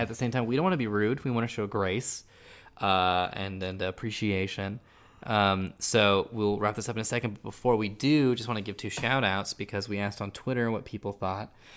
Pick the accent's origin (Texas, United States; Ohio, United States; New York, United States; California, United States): California, United States; Silicon Valley; I'm from Silicon Valley, my dad's an engineer